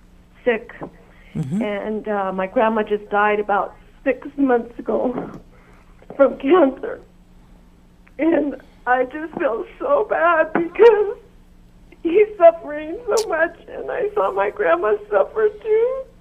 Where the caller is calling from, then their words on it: Albuquerque, New Mexico, United States; I'm from Albuquerque, New Mexico.